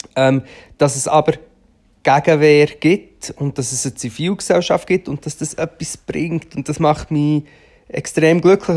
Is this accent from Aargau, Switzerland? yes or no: yes; Rothrist, Aargau, Switzerland; moved away; ich bin ja dort in der Nähe aufgewachsen, also nicht vom Böschli, aber von Trist